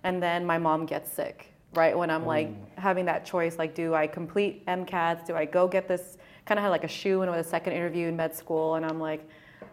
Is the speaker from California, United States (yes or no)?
yes; San Jose, California, United States; I'm from Southside, San Jose, born and raised